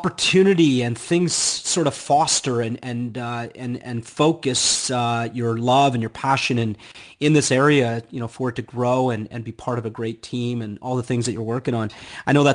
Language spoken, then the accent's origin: English; Canada; now in United States; I'm Canadian, so I come from the great white north, and it certainly is cold up there